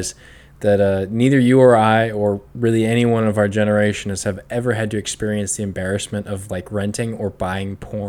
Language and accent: English; United Kingdom; We're British, so.